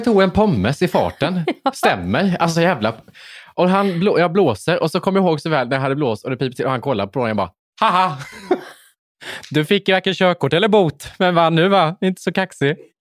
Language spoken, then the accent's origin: Swedish; Värnamo, Jönköping County, Sweden; jag körde till McDonalds i min hemstad